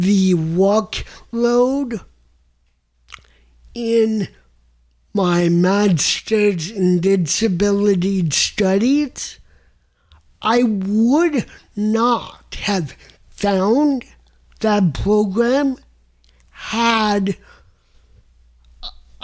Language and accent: English; New York, United States; now in Tucson, United States; I'm already from New York and am very lucky to have a place there